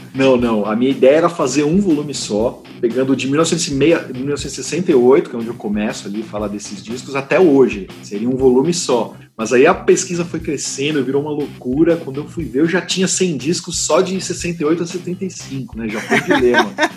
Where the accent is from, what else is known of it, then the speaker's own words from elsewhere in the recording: Brazil; Sim, sou brasileiro.